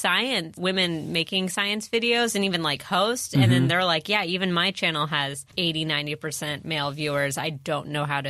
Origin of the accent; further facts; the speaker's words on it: San Diego, California, United States; Yeah. San Diego is weird because my school was, a lot of kids had parents in the military and everything.